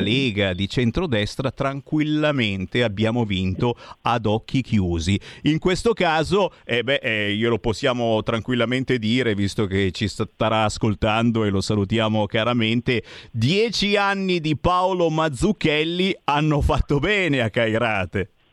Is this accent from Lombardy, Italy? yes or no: yes; Cassano Magnago, Lombardy, Italy; io sono di Cassano Magnago